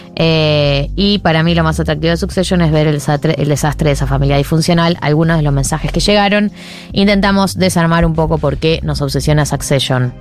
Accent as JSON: {"language": "Spanish", "country": "Argentina", "said": "somos argentina"}